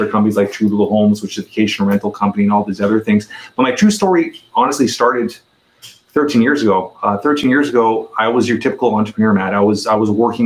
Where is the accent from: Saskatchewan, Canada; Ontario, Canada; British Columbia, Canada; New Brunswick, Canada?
Ontario, Canada; Toronto; I'm a 44-year-old Toronto, Canada resident, born and raised in Toronto, Canada